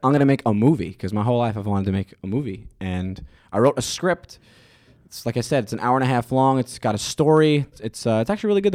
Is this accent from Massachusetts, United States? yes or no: no; New York City, New York, United States; I'm from Staten Island